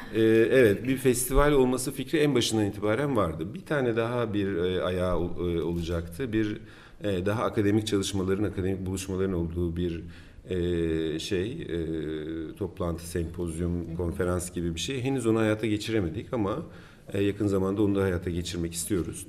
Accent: Turkey; biz Türkler olarak

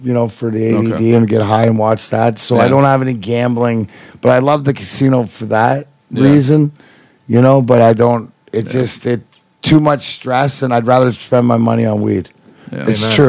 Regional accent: Canada; being Canadian, because you know I am the weed ambassador of Canada.

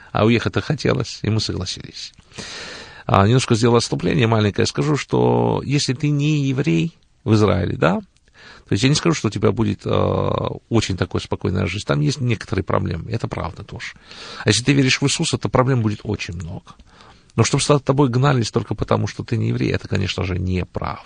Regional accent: Tbilisi, Georgia; moved away as an adult; also born or lived in Rostov-on-Don, Russia / Israel / Canada; now in Cleveland, United States; родом я сам из Грузии, я родился в городе Тбилиси

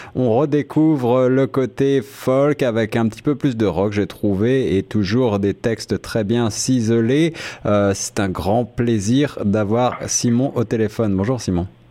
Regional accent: France; moved away; je viens de France

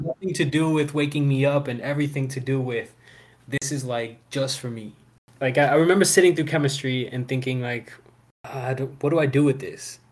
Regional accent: Houston, Texas, United States; I was born in Houston

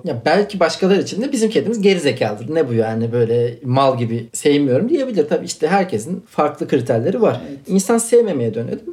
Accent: Akçadağ, Malatya, Turkey; Malatyalıyım ben, Akçadağlıyım

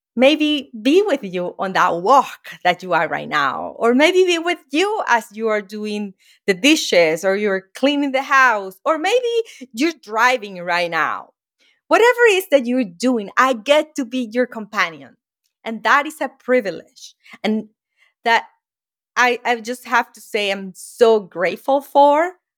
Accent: Venezuela; moved away as an adult; now in United States; that shack that I grew up was in Venezuela, in South America

